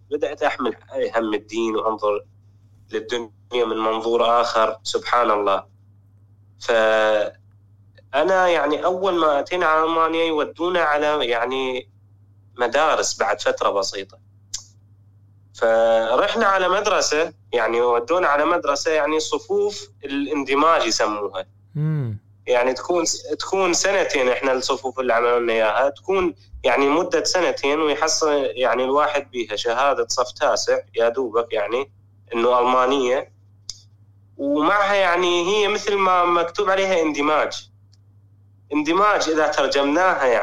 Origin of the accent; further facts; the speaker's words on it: Iraq; now in Germany; أنا أنا من العراق أنا يعني أتيت لألمانيا أنا وعائلتي